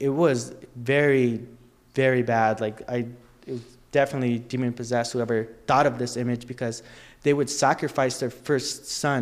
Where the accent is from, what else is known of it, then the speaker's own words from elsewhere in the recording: Riverside, California, United States; also born or lived in San Bernardino, California; I'm originally from San Bernardino in the hood